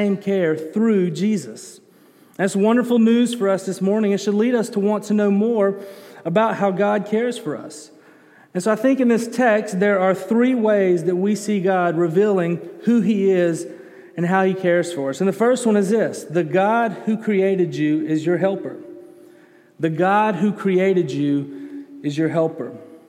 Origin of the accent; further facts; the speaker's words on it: Birmingham, Alabama, United States; also born or lived in Colorado; I'm from Birmingham. I grew up in Alabama, was born in Alabama, but for a couple of years I lived in Colorado